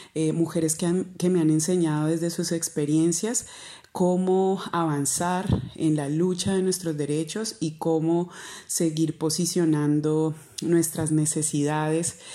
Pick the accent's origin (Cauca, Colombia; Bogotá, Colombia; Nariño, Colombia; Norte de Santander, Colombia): Cauca, Colombia; Mercaderes; now in Santander de Quilichao, Colombia; nací en el municipio de Mercaderes Cauca, al